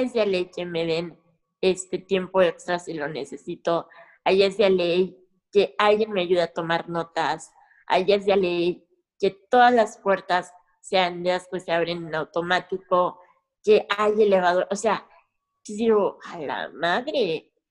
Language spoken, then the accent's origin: Spanish; Mexico; aunque esté en mi rancho, en mi, en mi país